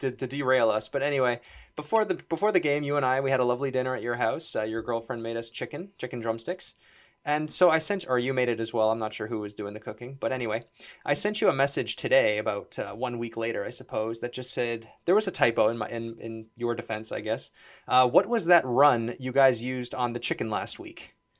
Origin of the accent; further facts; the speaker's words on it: Toronto, Ontario, Canada; Mike and I are both, we're both from Toronto